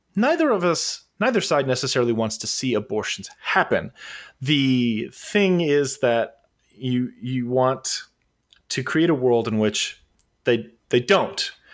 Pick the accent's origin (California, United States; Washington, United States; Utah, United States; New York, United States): California, United States; Southern; the long-haired fuck from Southern California